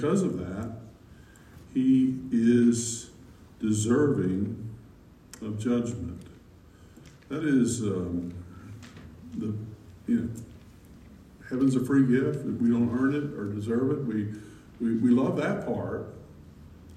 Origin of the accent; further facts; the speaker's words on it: Alabama, United States; growing up in the Methodist church in my little town, my hometown in Alabama